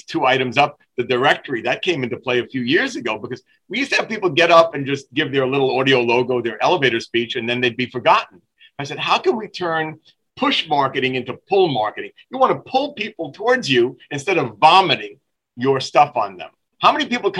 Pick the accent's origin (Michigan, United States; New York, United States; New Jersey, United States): New York, United States; New York City; I'm the guy from Brooklyn, New York, that was involved with Vince McMahon's World Wrestling Federation for 4 years back in the late 70s